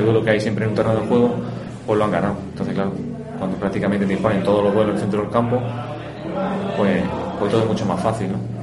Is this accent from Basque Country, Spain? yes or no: no; Linares, Andalusia, Spain; todos los que somos de aquí de Linares